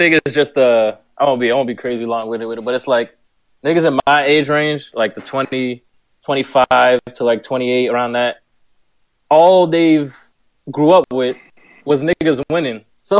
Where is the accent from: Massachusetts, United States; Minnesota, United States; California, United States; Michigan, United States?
Massachusetts, United States; Boston; I'm from Boston.